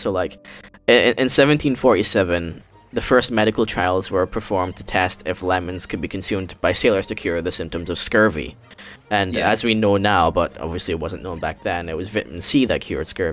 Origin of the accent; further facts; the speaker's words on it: Philippines; moved away; also born or lived in Singapore; my home country of Philippines